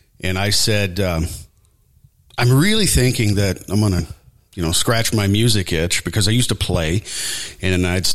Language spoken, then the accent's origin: English; O'Fallon, Illinois, United States; born or raised there; also born or lived in Tennessee; now in Du Quoin, United States